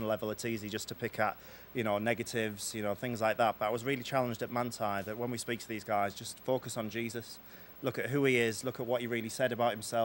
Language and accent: English; Middlesbrough, North East England, United Kingdom; I'm from Middlesbrough in the northeast of England, just below Newcastle